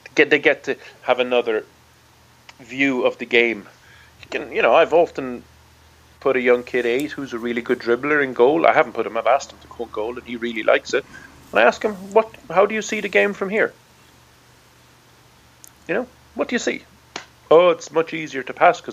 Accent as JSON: {"language": "English", "country": "Ireland", "said": "I'm from Ireland. I've played Gaelic football since I'm 8."}